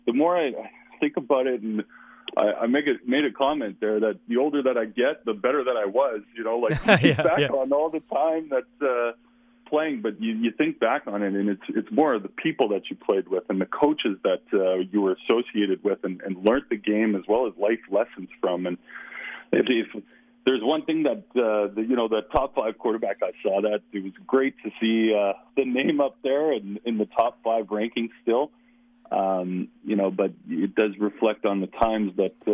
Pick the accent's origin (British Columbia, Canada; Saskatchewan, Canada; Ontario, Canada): Saskatchewan, Canada; Regina; now in Winnipeg, Canada; I grew up in Regina